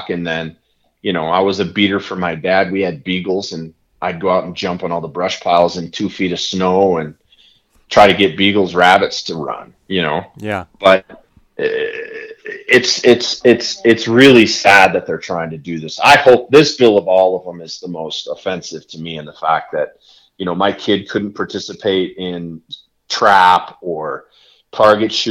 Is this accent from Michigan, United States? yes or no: yes; Michigan, United States; Like I grew up in Michigan and I don't remember exactly, but I want to say that when I was a kid, you could take hunter's ed at 12 and you could hunt at 14 or something close.